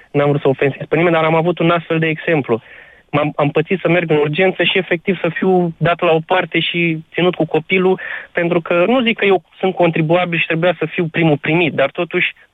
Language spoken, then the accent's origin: Romanian; Galați, Galați County, Romania; now in Tulcea, Romania; Nu, am plecat din Galați, m-am mutat la Tulcea